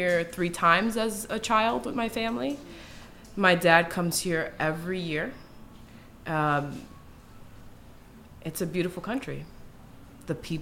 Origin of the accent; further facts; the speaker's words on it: New York, United States; I am from New York.